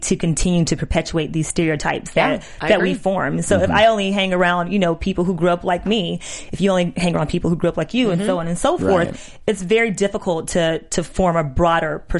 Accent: Georgia, United States; I'm from Georgia

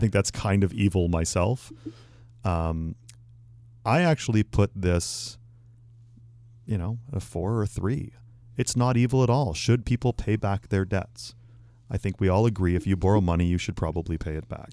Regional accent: Canada; moved away

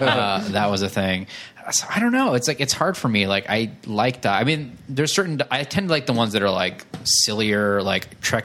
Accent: Michigan, United States; because I'm from Michigan.

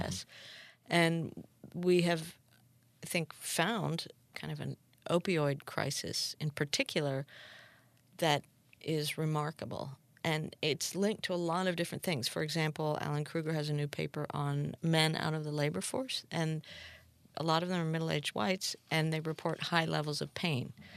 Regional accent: Peru; I'm from Peru

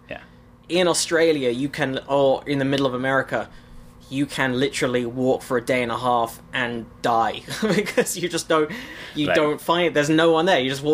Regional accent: London, United Kingdom; growing up in London and then living most of my life in mid to large cities

